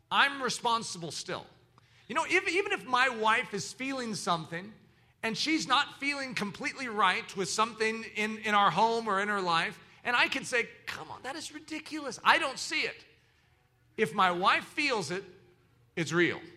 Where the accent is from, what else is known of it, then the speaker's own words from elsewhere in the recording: the South, United States; accent: southern; That was my southern accent. I don't know how it got into there